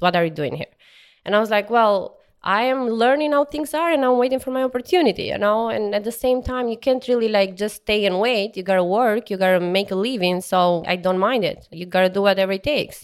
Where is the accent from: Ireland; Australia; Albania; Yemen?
Albania; English is a second language; moved away as an adult; also born or lived in Tirana, Albania; now in Houston, United States; I'm from Bloor, Albania, which is in southeast of Albania.